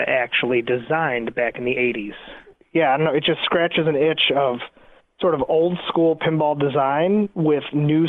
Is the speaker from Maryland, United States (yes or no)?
no; New York, United States; I was born in New York and we lived in a studio apartment